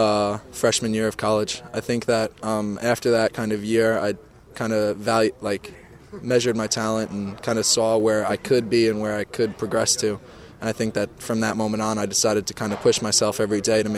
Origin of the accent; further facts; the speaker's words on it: Long Island, New York, United States; I grew up on Long Island